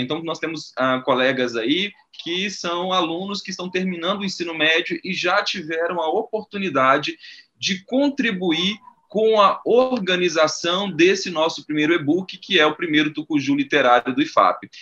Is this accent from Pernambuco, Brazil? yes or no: no; Minas Gerais, Brazil; moved away as an adult; now in Amapá, Brazil; eu sou natural de Minas Gerais. Eu moro no Amapá há 10 anos